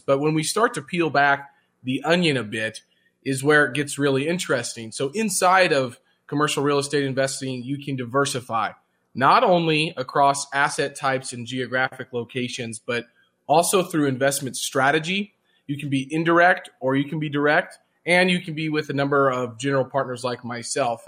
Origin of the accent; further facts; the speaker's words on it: Jefferson City, Missouri, United States; I grew up in Jefferson City, Missouri